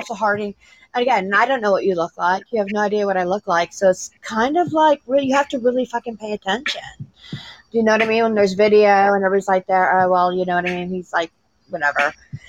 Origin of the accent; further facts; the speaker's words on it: Midwest, United States; now in Pittsburgh, United States; I'm originally from the Midwest